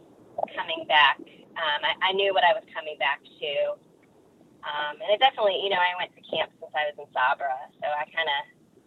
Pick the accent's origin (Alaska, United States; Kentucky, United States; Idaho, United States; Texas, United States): Kentucky, United States; Louisville; I grew up in Louisville. It wasn't, you know, I didn't grow up out in the boondocks.